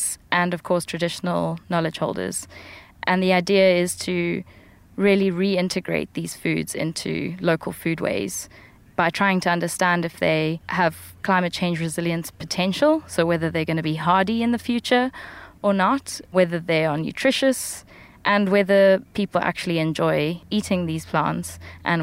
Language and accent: English; Western Cape, South Africa; my childhood, growing up in the Western Cape of South Africa